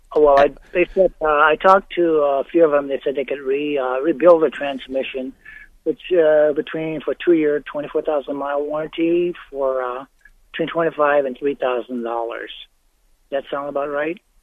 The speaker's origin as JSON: {"language": "English", "region": "Colorado", "country": "United States", "said": "we're from Colorado."}